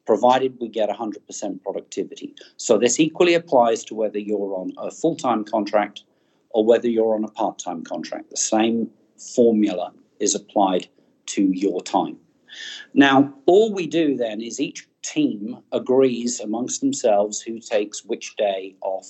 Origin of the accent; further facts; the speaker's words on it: New Zealand; my home country, New Zealand